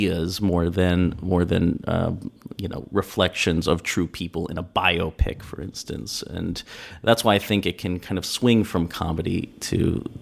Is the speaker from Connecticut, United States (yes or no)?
no; Villanova, Pennsylvania, United States; I grew up in Pennsylvania on the main line near Villanova